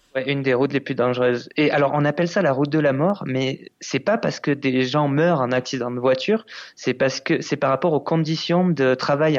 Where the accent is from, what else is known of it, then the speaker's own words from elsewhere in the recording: France; en tant que Français